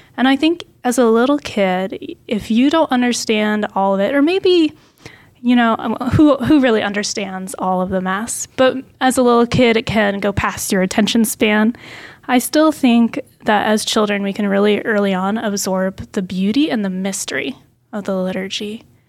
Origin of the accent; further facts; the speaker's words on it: Portland, Oregon, United States; I grew up near Portland, Oregon